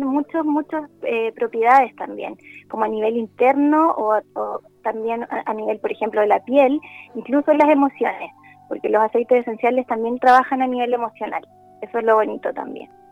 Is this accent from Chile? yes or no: yes; Santiago, Santiago Metropolitan Region, Chile; also born or lived in La Serena; yo soy de Santiago, pero ahora estoy en La Serena